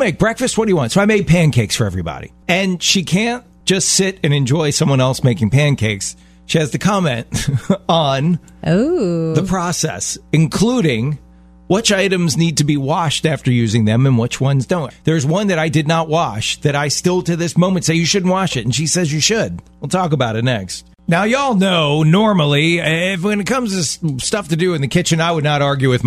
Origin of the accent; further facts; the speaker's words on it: Baltimore, Maryland, United States; Baltimore, my hometown